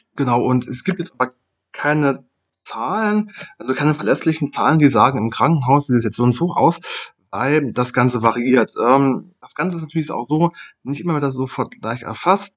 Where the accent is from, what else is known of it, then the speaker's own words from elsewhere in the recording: Germany; bei uns in Deutschland